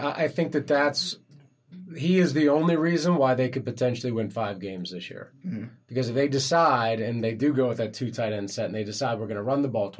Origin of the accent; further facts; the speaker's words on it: outside of Cleveland, Ohio, United States; I grew up outside of Cleveland